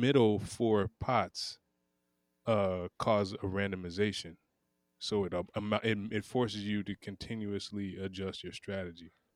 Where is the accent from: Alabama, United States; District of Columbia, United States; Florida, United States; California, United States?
Florida, United States; Pensacola; I'm from Pensacola, Florida, which is an old, old town